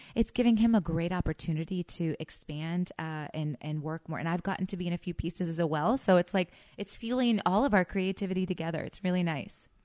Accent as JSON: {"language": "English", "region": "Missouri", "country": "United States", "tie": "born or raised there", "said": "I grew up in Missouri"}